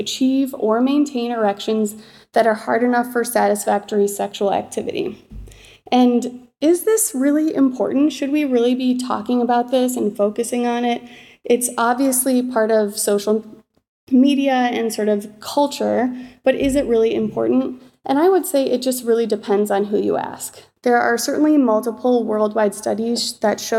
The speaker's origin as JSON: {"language": "English", "town": "Chicago", "region": "Illinois", "country": "United States", "tie": "born or raised there", "also_born_or_lived": "Michigan", "moved": "as an adult", "lives_now": "Seattle, United States", "said": "I was born and raised in Chicago"}